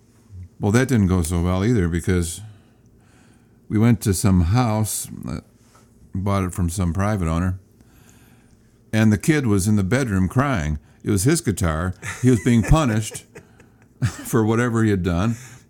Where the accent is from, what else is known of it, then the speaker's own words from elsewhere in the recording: Garden City, New York, United States; I grew up in Garden City. And my dad had a gospel quartet. They traveled around tri-state area.